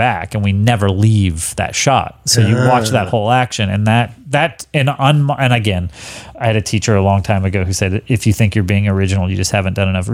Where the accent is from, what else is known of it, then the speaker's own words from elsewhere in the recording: Texas, United States; I grew up in Texas.